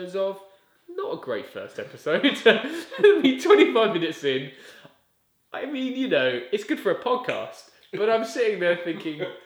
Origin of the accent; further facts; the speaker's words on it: England, United Kingdom; accent: English; now in United States; I'm from England